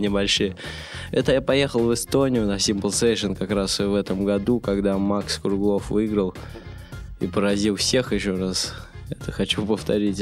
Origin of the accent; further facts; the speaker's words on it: Russia; Я родился в России